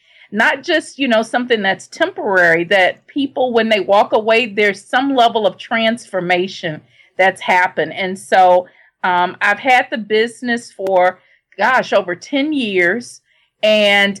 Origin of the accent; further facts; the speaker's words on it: Shreveport, Louisiana, United States; I grew up in Shreveport, Louisiana